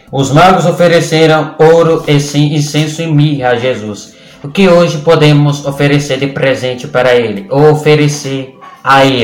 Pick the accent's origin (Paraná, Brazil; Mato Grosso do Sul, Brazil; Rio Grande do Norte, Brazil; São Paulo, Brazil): Rio Grande do Norte, Brazil; Ceará-Mirim; sou de Ceará Mirim, no Rio Grande do Norte